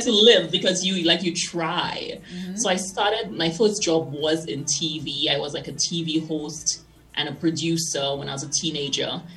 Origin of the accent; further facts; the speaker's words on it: St. Lucia; now in Denver, United States; I grew up in St. Lucia.